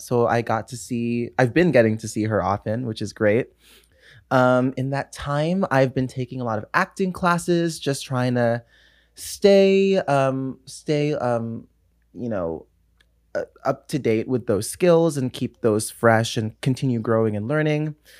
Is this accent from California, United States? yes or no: yes; Los Angeles, California, United States; also born or lived in New York; I'm born and raised in Los Angeles, California.